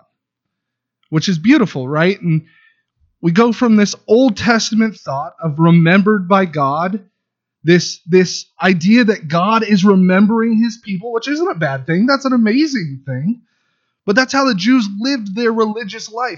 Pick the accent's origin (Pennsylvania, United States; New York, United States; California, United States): California, United States; moved away; I am from California